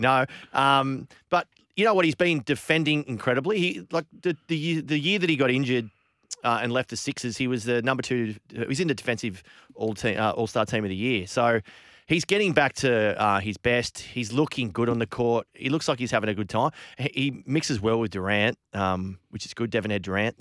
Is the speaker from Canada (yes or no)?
no; Australia; As an Aussie